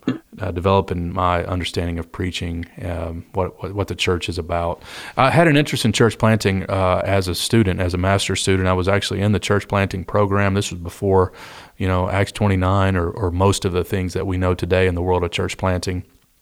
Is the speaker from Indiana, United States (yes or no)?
no; Detroit, Michigan, United States; born there; also born or lived in Kentucky; It's like I was born in Detroit, Michigan, downriver, and to a long line of union factory workers. My mom was from Kentucky